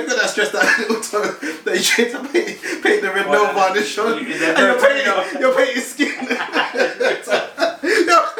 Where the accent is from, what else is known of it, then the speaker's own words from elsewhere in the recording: London, United Kingdom; We're from South East London.